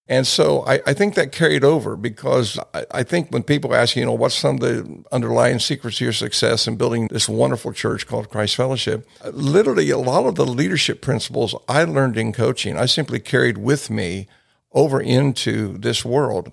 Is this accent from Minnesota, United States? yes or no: no; Ohio, United States; a boy growing up in Ohio